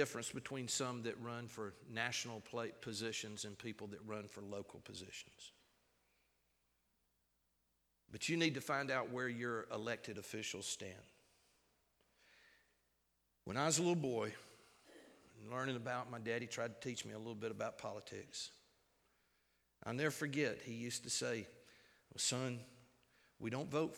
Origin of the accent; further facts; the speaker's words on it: United States; We, as American citizens